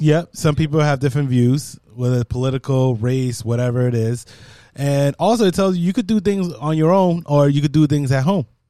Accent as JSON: {"language": "English", "country": "Jamaica", "said": "I'm Jamaican"}